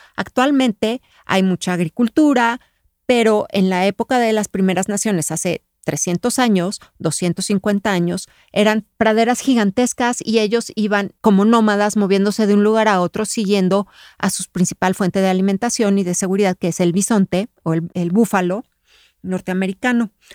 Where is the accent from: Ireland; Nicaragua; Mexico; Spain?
Mexico; yo soy mexicana